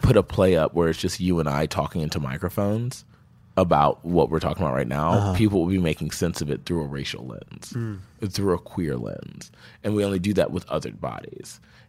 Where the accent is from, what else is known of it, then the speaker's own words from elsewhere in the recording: the South, United States; It's like how I make sense of the world because I'm from the South. And a lot of people who aren't from the South, I think, don't make sense of it as often as I do.